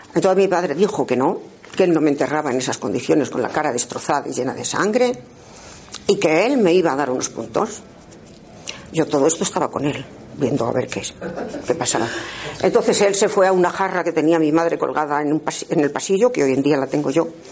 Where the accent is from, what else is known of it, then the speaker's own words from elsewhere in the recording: Castile and León, Spain; nací en un pueblo pequeñito de la provincia de Ávila